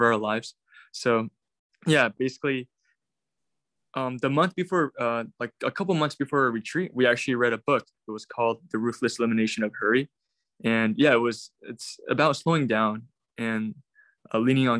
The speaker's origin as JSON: {"language": "English", "town": "Irvine", "region": "California", "country": "United States", "tie": "born or raised there", "also_born_or_lived": "South Korea", "moved": "as an adult", "lives_now": "San Francisco, United States", "said": "I was born in Korea, but 2006, I immigrated to the U.S. With my parents. I basically grew up in Irvine, Orange County in Southern California."}